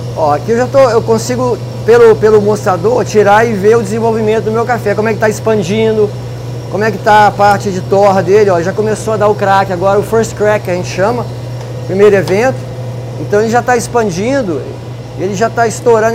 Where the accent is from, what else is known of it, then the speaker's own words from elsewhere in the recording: Belo Horizonte, Minas Gerais, Brazil; now in Campinas, Brazil; eu sou mineiro, eu sou de Belo Horizonte, eu estou morando em Campinas, eu moro em Campinas há 20 anos